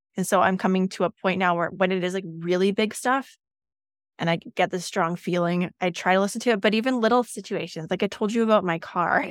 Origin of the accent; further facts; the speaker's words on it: Canada; also born or lived in Yukon; we're Canadian, we have that here